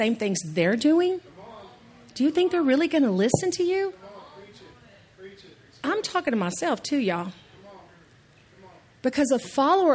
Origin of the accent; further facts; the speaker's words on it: East Texas, United States; I say salmon because I'm from East Texas